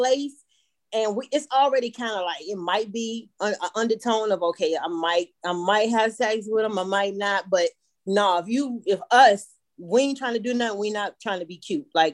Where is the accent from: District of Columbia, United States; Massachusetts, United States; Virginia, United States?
Virginia, United States; Richmond; moved away as an adult; now in Atlanta, United States; I'm originally from Virginia, Richmond, Virginia, but I'm living in Atlanta. Been in Atlanta like, 13 years about